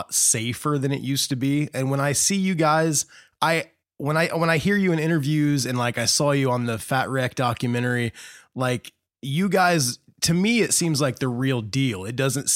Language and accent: English; Indiana, United States; growing up in Indiana